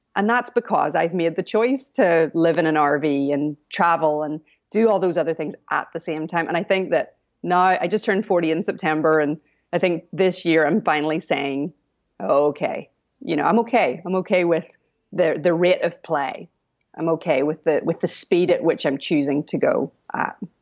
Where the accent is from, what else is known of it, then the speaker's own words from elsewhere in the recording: Northern Ireland, United Kingdom; moved away; I'm not American. I'm from Northern Ireland